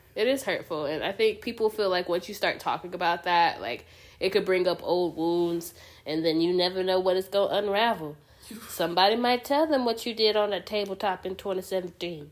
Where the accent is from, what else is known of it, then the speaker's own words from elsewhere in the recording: United States; as your American friends